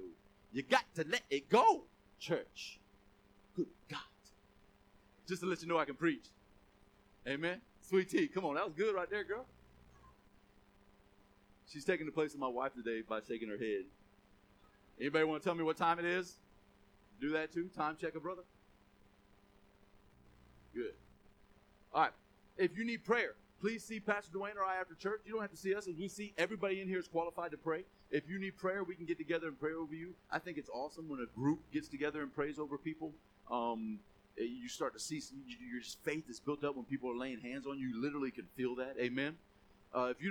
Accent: Gainesville, Florida, United States; accent: country; I'm mostly country ghetto. I grew up in Southeast Gainesville

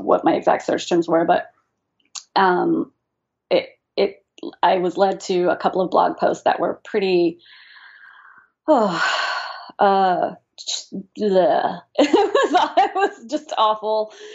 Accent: New England, United States; we're from New England

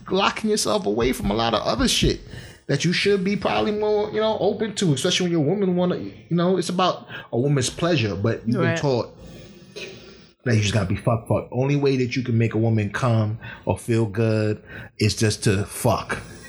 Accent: Jamaica; as a Jamaican, you know, young man growing up

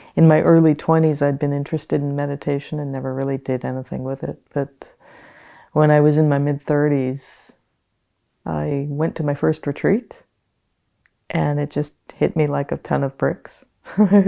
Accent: Hawaiian Islands, United States; moved away as an adult; also born or lived in Canada / New Zealand; I was born and raised in the Hawaiian Islands

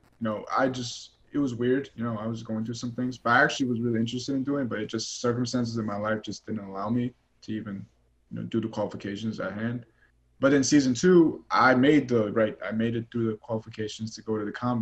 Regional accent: Chicago, Illinois, United States; moved away; I'm from Chicago, Illinois. I've never been out of Chicago before in my life

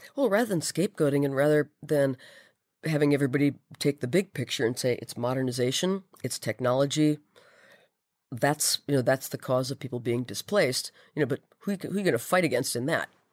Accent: Minnesota, United States; I am Minnesota born and bred.

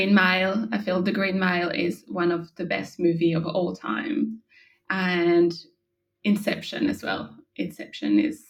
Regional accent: France; now in Australia; So I'm originally from France, but I moved to Australia 5 years ago

